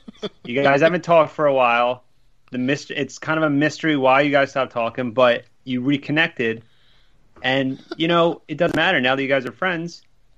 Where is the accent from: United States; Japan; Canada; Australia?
United States; Philadelphia, Pennsylvania; and I'm from Philly.